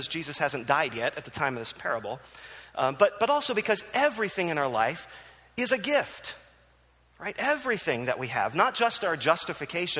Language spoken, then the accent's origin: English; New Jersey, United States; moved away; also born or lived in Philadelphia; I grew up in New Jersey